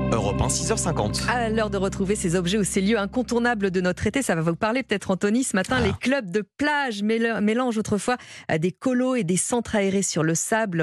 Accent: Essonne, Île-de-France, France; on vient de l'Essonne

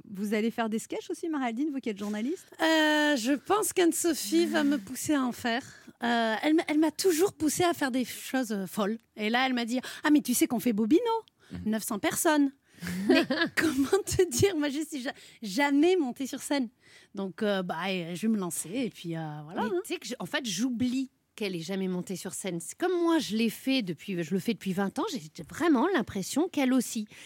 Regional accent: the South, south of France, France; On est du Sud.

